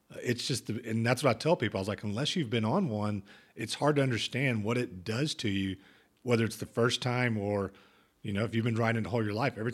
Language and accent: English; Oklahoma, United States; So growing up in Oklahoma, you know, that's not.